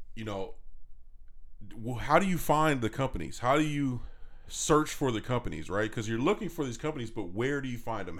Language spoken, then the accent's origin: English; California, United States; now in Chandler, United States; I'm from California, so in California, you see small businesses everywhere.